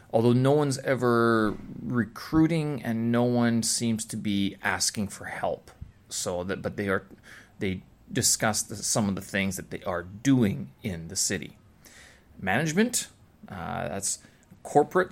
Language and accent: English; Canada; moved away as an adult; now in Beijing, China; when I was back in Canada.